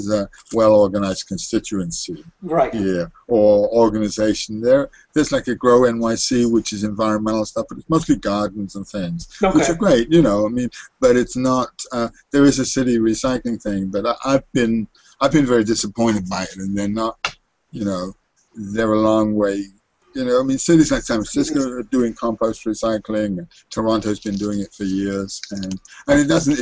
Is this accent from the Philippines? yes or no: no; England, United Kingdom; also born or lived in Baltimore; now in New York City, United States; I grew up in England